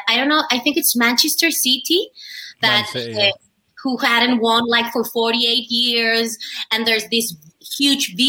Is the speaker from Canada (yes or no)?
no; Colombia; also born or lived in Shrewsbury, United Kingdom / Madrid, Spain; I am from Colombia, and I am an actress